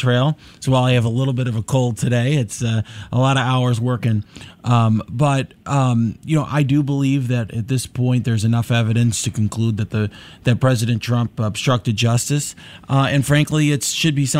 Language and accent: English; Naperville, Illinois, United States; born or raised there; also born or lived in Little Italy, Chicago, Illinois